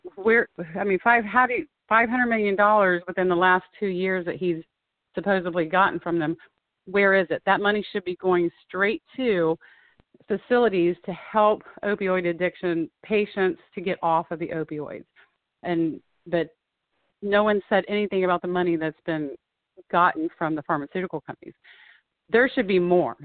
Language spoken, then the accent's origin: English; Springfield, Ohio, United States; born and raised in Springfield, Ohio